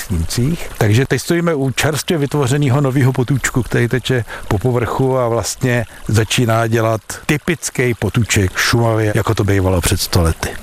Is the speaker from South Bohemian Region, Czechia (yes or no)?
no; Klatovy, Plzeň Region, Czechia; podmínky, jaký já jsem znal z Klatov, když jsem byl malý.